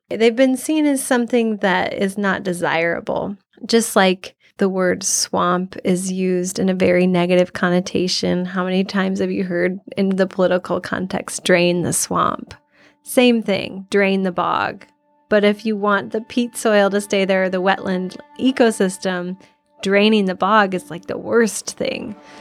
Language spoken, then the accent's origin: English; Iowa, United States; I'm originally from Iowa. It's where I grew up